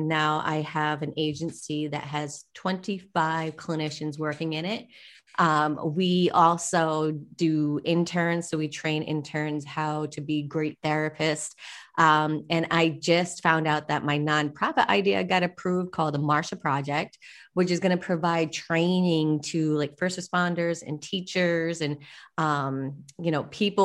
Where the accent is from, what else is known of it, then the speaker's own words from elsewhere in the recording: Rhode Island, United States; accent: Boston; now in Puerto Rico; I'm originally from the East Coast in Rhode Island, so I kind of have that Boston accent